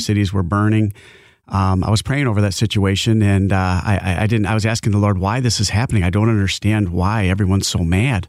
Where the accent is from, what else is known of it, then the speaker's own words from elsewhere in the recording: Grandville, Michigan, United States; now in Georgetown Township, United States; I grew up in the, uh, Granville area